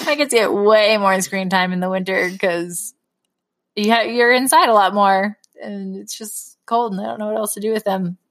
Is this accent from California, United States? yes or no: yes; California, United States; moved away as an adult; also born or lived in Utah; now in Wisconsin, United States; I grew up in California. We do not have cold weather